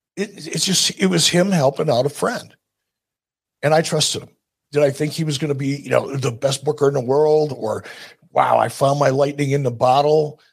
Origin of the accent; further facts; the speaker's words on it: Detroit, Michigan, United States; I'm from Detroit